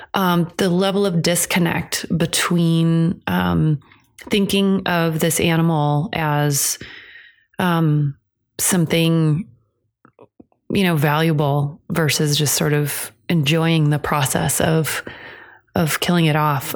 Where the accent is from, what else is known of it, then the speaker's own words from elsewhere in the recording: Iowa, United States; which is what I grew up in in Iowa